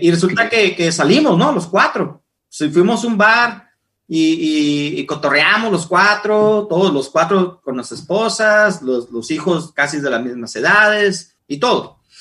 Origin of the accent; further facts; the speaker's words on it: Ensenada, Baja California, Mexico; moved away as an adult; now in Seattle, United States; soy el mexicano